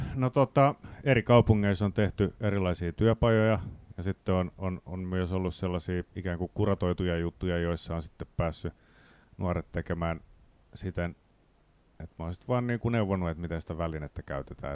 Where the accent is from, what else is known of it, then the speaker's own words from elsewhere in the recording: Riihimäki, Kanta-Häme, Finland; Mä tuun Riihimäeltä